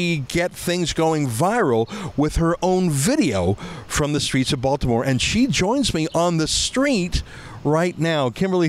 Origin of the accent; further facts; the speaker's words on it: Canada; Well, I'm from Canada.